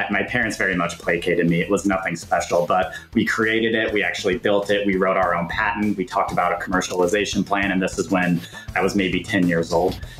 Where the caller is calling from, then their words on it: Minneapolis, Minnesota, United States; I live in beautiful Minneapolis, Minnesota, and we're recording this in October